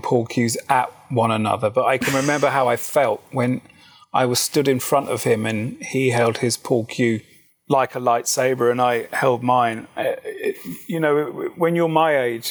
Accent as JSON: {"language": "English", "country": "United Kingdom", "said": "Being obviously British"}